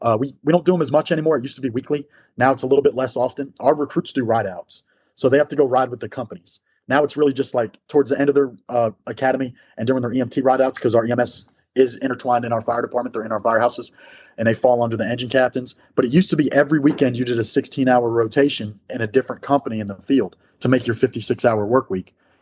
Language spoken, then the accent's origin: English; New York, United States; growing up outside of New York City, you want to work in a high-rise district.